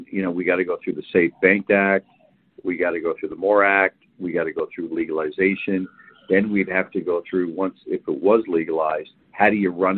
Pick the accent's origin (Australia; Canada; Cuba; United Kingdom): Canada; I'm Canadian, grew up there